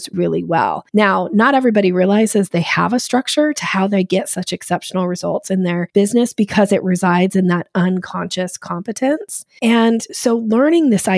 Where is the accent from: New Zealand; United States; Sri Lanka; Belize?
United States; Boise, Idaho; moved away; also born or lived in Washington State; I grew up in Boise, Idaho, and then I moved to Washington State